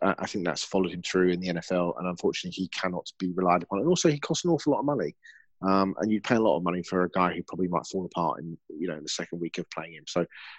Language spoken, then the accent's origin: English; England, United Kingdom; given that we've come from England